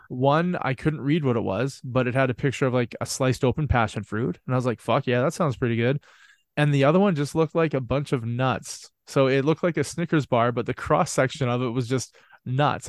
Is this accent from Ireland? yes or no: no; Canada; I'm from Canada